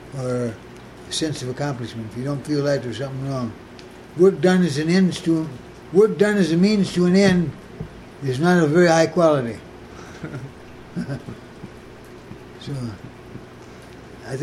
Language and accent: English; Muskegon, Michigan, United States; now in Boulder, United States; I was born in Muskegon, Michigan